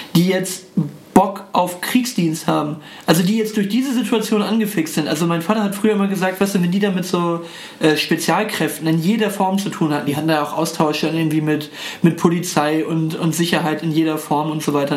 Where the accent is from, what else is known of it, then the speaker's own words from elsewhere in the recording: Germany; ich bin irgendwie stolz darauf, äh, äh, Deutscher zu sein